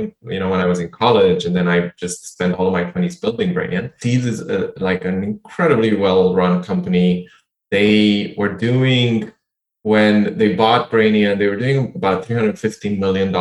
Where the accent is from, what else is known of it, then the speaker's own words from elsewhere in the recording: Bucharest, Romania; moved away; I grew up in Bucharest, had no money